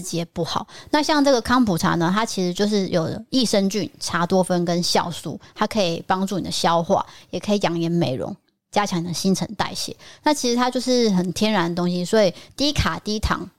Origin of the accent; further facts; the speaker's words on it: Taipei, Taiwan; moved away as an adult; also born or lived in Tainan; 我从幼稚园就是在台北